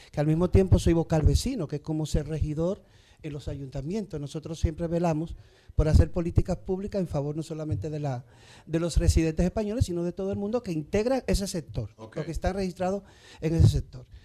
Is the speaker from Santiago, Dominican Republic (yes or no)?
no; Samaná, Dominican Republic; now in Madrid, Spain; Yo nací en Samaná.